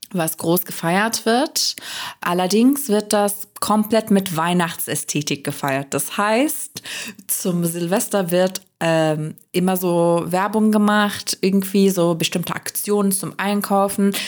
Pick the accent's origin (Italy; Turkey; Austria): Turkey; moved away as an adult; now in Germany; ich bin ja in der Türkei aufgewachsen und war 23 Jahre alt, als ich nach Deutschland gezogen bin